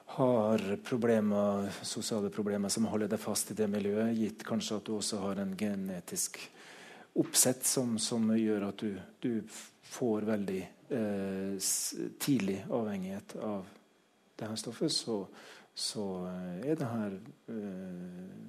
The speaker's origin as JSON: {"language": "Norwegian", "region": "Trøndelag", "country": "Norway", "tie": "born or raised there", "said": "jeg vokste opp på landsbygda i Trøndelag"}